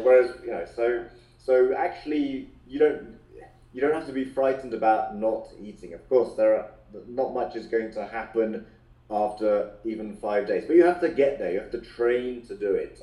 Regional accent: London, United Kingdom; we first met uh, at a very young age in playgroup in London

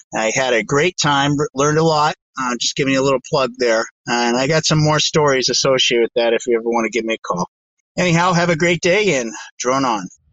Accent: Maine, United States; now in Massachusetts, United States; from Maine. Actually, I'm not from Maine anymore. I'm living in Massachusetts

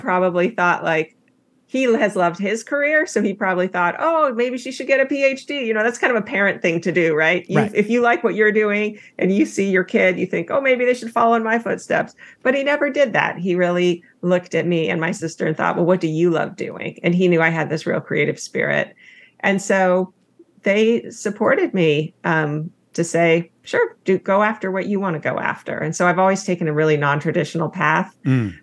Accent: Palo Alto, California, United States; also born or lived in Los Angeles, California / Billings, Montana; I grew up um, in Palo Alto, California.

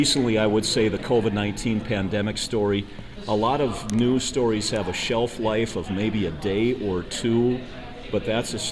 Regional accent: Sisseton, South Dakota, United States; I'm originally from Sisseton, so born and raised in South Dakota

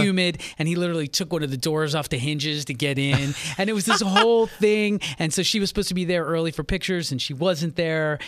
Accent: Philadelphia, Pennsylvania, United States; I grew up in Philadelphia

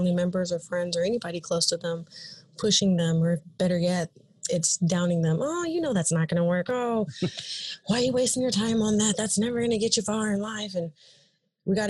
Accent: the Bay Area, California, United States; I am from California, the Bay Area

